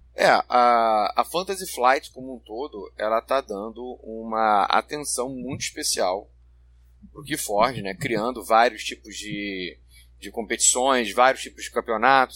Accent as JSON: {"language": "Portuguese", "region": "Rio de Janeiro", "country": "Brazil", "said": "eu sou, eu sou carioca"}